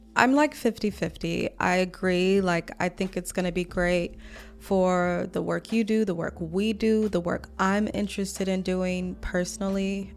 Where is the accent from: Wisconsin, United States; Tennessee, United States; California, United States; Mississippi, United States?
Mississippi, United States; also born or lived in Atlanta; now in Washington, D.C., United States; I'm from Mississippi.